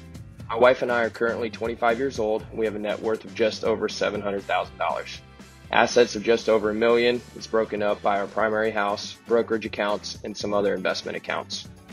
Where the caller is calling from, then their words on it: Florida, United States; I'm calling in from Florida.